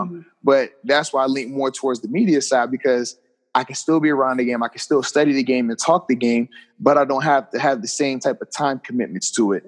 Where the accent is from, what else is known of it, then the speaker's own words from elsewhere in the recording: Virginia, United States; a football camp that I would host in my hometown in the uh, area of Virginia